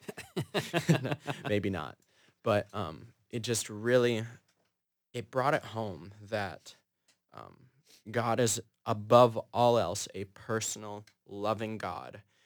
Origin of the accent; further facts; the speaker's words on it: Fergus Falls, Minnesota, United States; moved away as an adult; now in Chicago, United States; I'm from Fergus Falls, Minnesota.